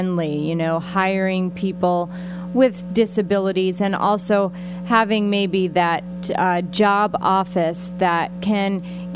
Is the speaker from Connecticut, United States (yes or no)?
no; Pennsylvania, United States; I'm from Pennsylvania